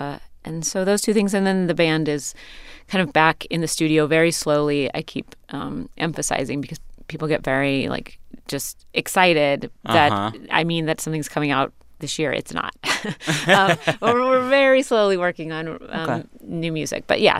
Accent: Pacific Northwest, United States; coming of age as an artist growing up in the Pacific Northwest.

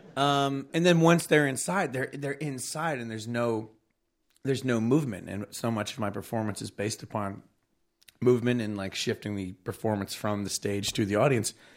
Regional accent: Long Island, New York, United States; Long Island where I grew up

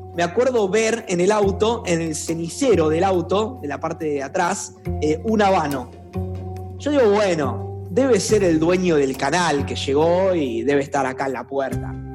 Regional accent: Rosario, Santa Fe, Argentina; accent: rosarino; los rosarinos tenemos un acento muy marcado en Argentina, no pronunciamos bien

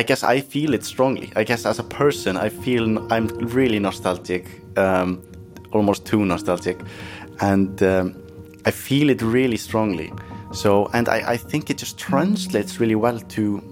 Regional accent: Iceland; we're Irish and Norwegian or Norse. And that's the difference between Icelandic people and, for example, maybe Norwegians or Finland.

